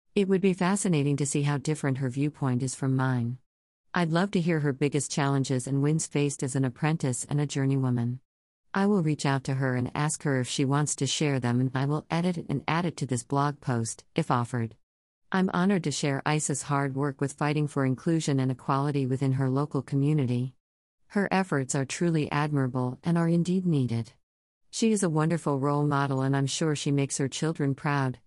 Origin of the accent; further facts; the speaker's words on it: Coos Bay, Oregon, United States; moved away as an adult; now in New York City, United States; I was born and raised out in Coos Bay slash North Bend, Oregon. Despite being here in New York since I was 19 years old